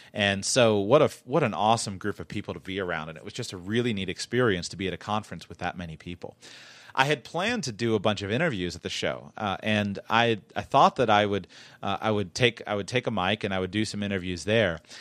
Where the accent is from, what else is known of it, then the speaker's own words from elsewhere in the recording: South Florida, United States; I'm from South Florida where fashion matters